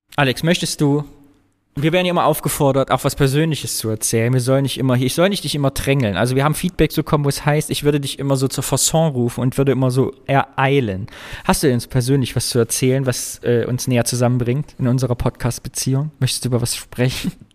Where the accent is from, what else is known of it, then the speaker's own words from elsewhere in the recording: East Germany, Germany; als Ostdeutscher